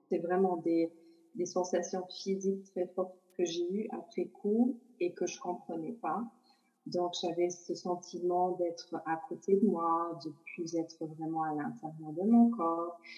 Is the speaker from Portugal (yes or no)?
yes; Portugal; born there; au Portugal, qui est mon pays natal, comme j'ai dit. Et je crois que c'est pas que relié à moi, mais c'est vraiment relié à mes origines aussi.